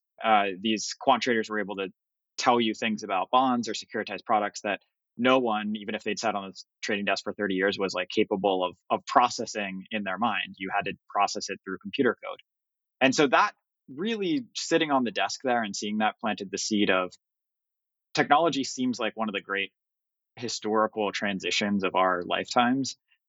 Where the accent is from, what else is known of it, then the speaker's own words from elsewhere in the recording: Pittsburgh, Pennsylvania, United States; I grew up in the 80s in Pittsburgh and the population was just going through a lot of decline and economic hardship.